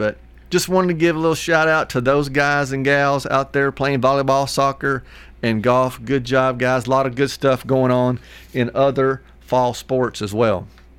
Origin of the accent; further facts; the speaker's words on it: Hartsville, United States; I grew up in Hartsville for a little while